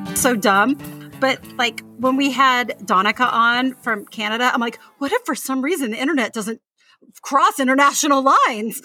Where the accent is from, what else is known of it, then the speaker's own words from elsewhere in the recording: United States; we Americans